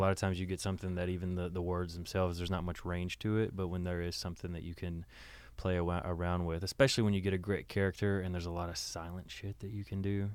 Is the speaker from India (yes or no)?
no; the South, United States; moved away; growing up in the South, we had a lot of dogs